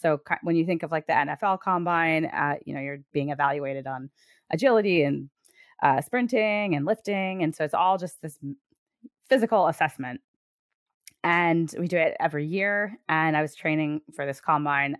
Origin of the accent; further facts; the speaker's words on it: Connecticut, United States; I'm from Connecticut.